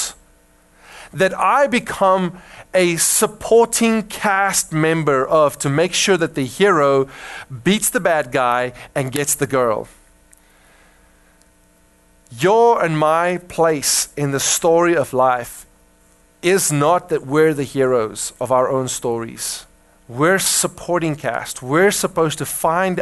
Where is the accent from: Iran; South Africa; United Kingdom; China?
South Africa; now in United States; I grew up in Africa, I grew up with a westernized mindset of individualization and self-actualization, and the striving to be somebody is very much ingrained in our hearts as Afrikaners as well